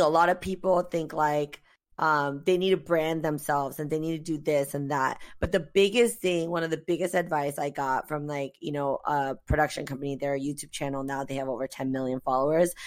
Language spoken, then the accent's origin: English; South Korea; moved away; I was born and raised in Korea.